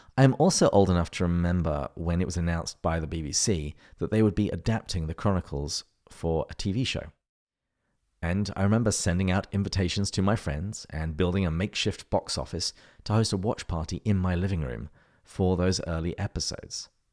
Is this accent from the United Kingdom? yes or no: yes; England, United Kingdom; moved away as an adult; now in La Crosse, United States; Although I am English, I live in the United States, specifically in La Crosse, Wisconsin